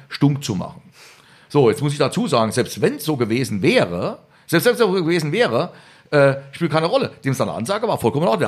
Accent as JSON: {"language": "German", "region": "Rhineland-Palatinate", "country": "Germany", "tie": "born or raised there"}